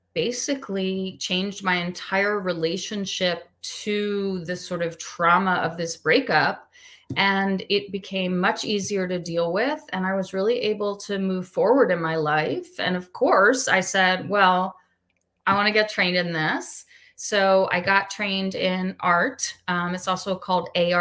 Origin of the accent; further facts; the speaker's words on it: Washington, District of Columbia, United States; also born or lived in Pennsylvania / Maryland; I'm originally from the Washington, D.C. area